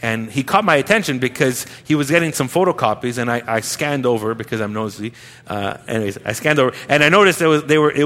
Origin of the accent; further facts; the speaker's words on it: Montreal, Quebec, Canada; I'm a nobody from Montreal